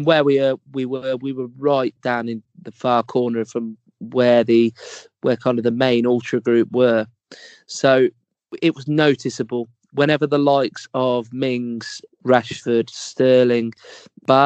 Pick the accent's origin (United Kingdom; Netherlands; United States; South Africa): United Kingdom; England; we're English